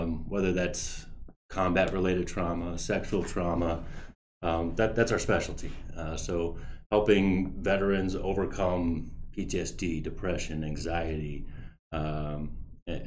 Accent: Louisville, Kentucky, United States; moved away as an adult; now in Chicago, United States; Originally from Louisville, Kentucky, and moved to Chicago about a little over a decade ago.

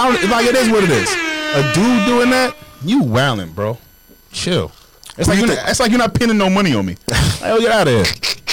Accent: New York City, New York, United States; I'm from Queens.

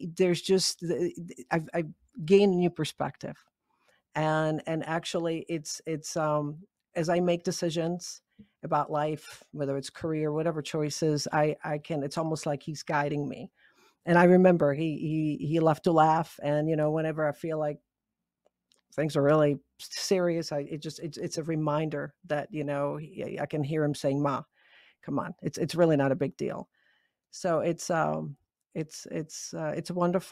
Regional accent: Prague, Czechia; moved away; I was born and raised in Prague and went back there this year

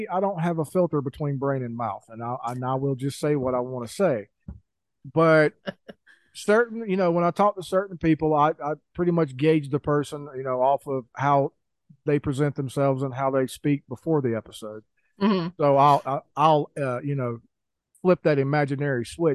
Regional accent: mountains of North Carolina, United States; now in Idaho, United States; growing up in the mountains of North Carolina

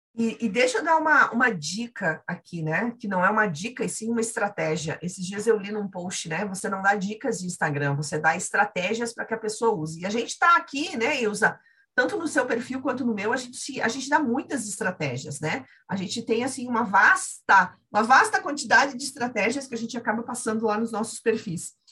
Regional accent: Santa Catarina, Brazil; eu sou aqui de Santa Catarina

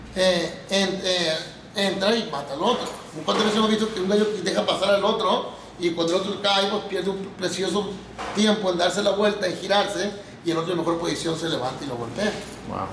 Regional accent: Mazatlán, Sinaloa, Mexico; De aquí de Mazatlán, de Mazatlán, Sinaloa. Nacido y criado

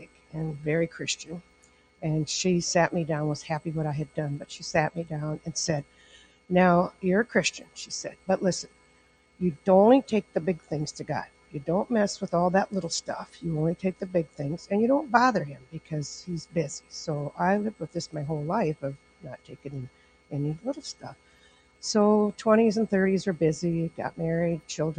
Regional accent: Estherville, Iowa, United States; I grew up in Esterville here

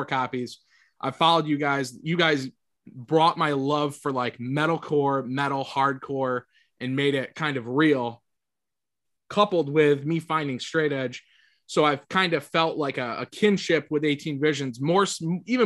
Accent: Syracuse, New York, United States; I'm from Syracuse

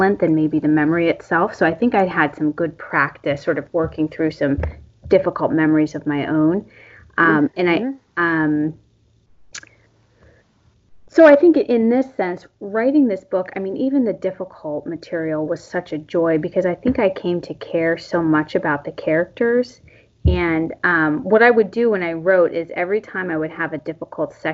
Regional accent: Western Pennsylvania, United States; I grew up in Western Pennsylvania

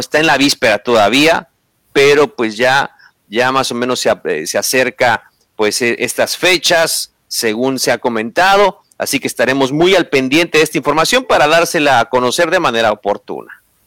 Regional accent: Mexico; como mexicanos

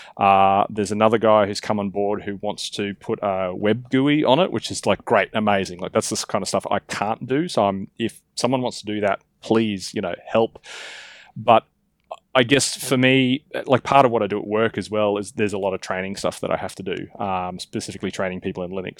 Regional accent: Australia; as an Australian, I get told I speak quickly

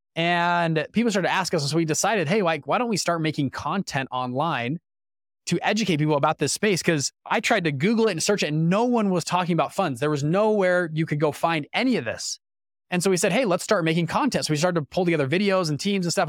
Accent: Salt Lake City, Utah, United States; I'm from Utah, of all places, Salt Lake City, Utah.

